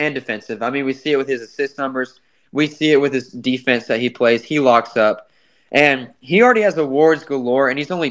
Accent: United States; accent: American; my American accent

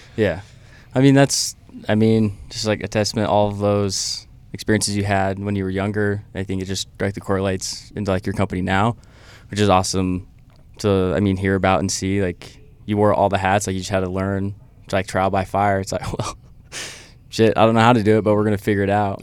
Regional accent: Idaho, United States; moved away; I'm from Idaho

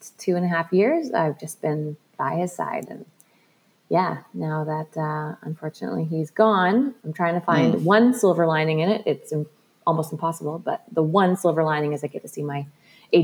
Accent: British Columbia, Canada; growing up in British Columbia

